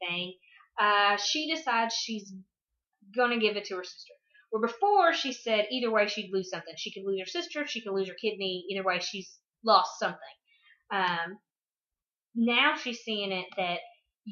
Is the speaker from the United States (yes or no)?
yes; the South, United States; growing up in the South